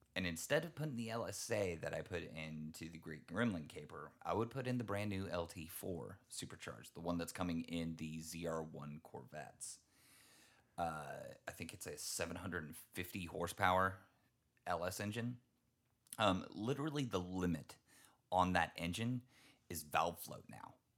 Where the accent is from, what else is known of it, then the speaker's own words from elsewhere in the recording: Texas, United States; I'm from Texas